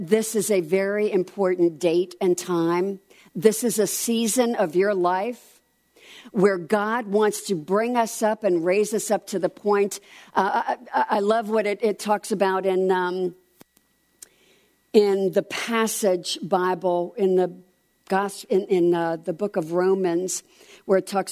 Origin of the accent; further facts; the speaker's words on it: New Jersey, United States; I'm from New Jersey